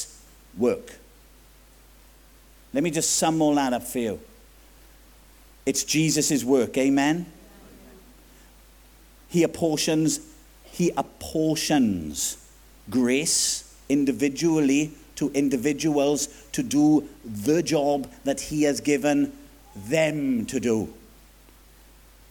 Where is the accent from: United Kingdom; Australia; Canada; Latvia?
United Kingdom; Swansea, Wales; accent: Swansea Jack; Swansea Jack lingo